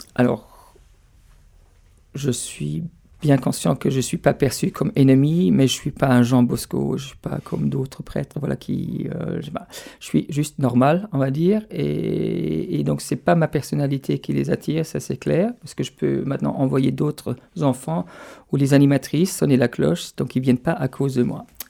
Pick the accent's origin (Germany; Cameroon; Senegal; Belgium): Germany; Stuttgart, Baden-Württemberg; French is a second language; moved away as an adult; also born or lived in France; now in Paris, France; chez moi, dans, la région d'où je viens, donc autour de Stuttgart